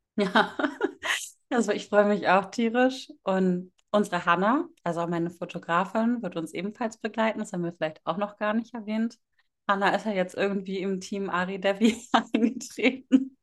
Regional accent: Northern Germany, Germany; Ich komme aus dem Norden Deutschlands

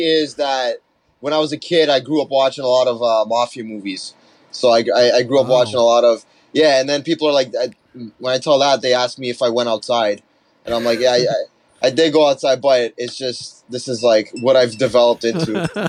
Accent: Toronto, Ontario, Canada; I'm Russian Jewish from North York, Toronto.

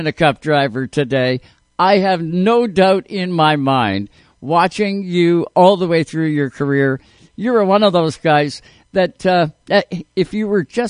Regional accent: Canada; as a Canadian race fan

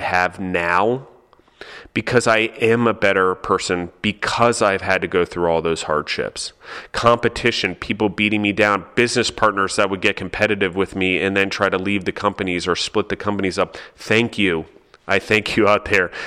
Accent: United States

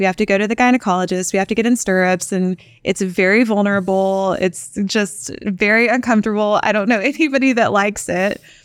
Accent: Pampa, Texas, United States; also born or lived in Austin, Texas; I was born in Austin, Texas, and raised in a tiny little town called Pampa, Texas

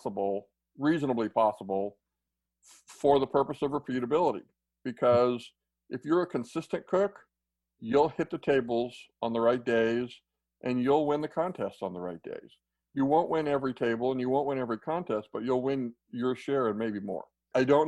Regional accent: Central Kansas, United States; I grew up in Central Kansas

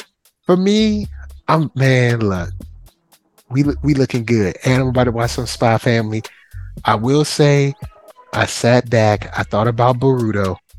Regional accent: England, United Kingdom; Well, I mean, I'm not Japanese, so I'm going to pronounce it because I'm English.

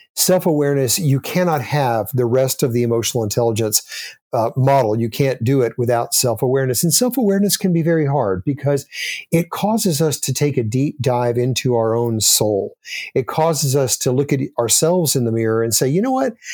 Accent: Austin, Texas, United States; moved away; I grew up in Austin, Texas, and lived there most of my childhood

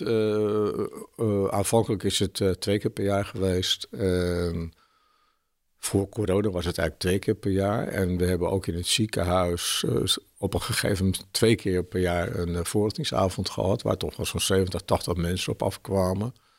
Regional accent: Haarlem, North Holland, Netherlands; moved away as an adult; also born or lived in Alkmaar; now in Zwolle, Netherlands; Ik ben eh, geboren in Haarlem.

